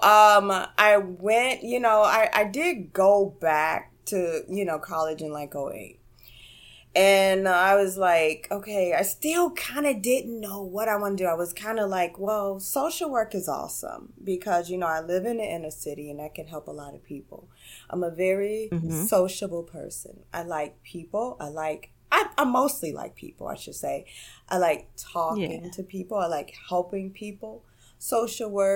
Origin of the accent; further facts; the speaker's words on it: Gary, Indiana, United States; moved away as an adult; also born or lived in Chicago area; now in New York, United States; Born and raised in Gary, Indiana.